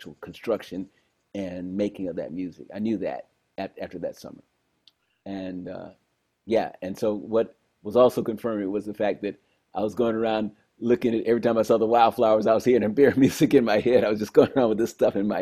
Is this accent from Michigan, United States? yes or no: yes; Detroit, Michigan, United States; I grew up in Detroit, one of the most musical places in the world